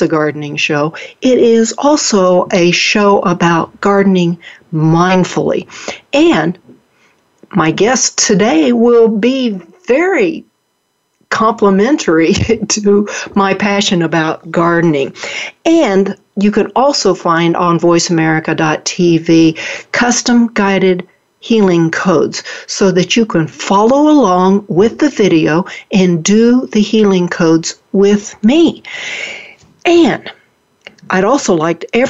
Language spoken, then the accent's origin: English; Oklahoma, United States; accent: Oklahoma; moved away; also born or lived in Dallas, Texas; I was born and raised in Oklahoma and went to college in Oklahoma and lived for a year in Dallas. So if my listeners see me falling back into my Oklahoma accent, that is why.